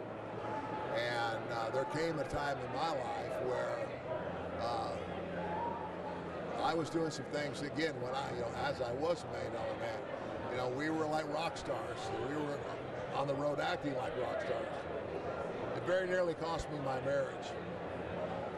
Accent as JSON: {"language": "English", "town": "Omaha", "region": "Nebraska", "country": "United States", "said": "I'm originally from Omaha, Nebraska"}